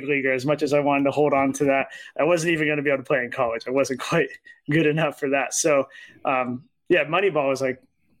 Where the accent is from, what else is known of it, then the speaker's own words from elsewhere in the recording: Cupertino, California, United States; I grew up in Cupertino